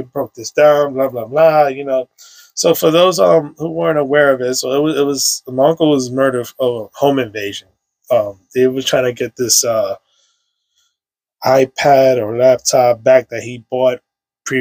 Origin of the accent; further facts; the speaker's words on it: New York City, New York, United States; I grew up on Sherman Ave between 160 and 164.